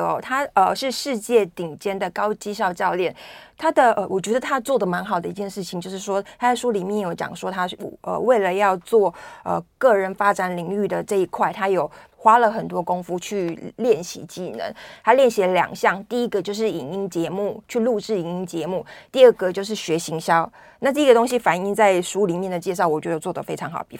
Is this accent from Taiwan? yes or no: yes; Taiwan; 我们台湾人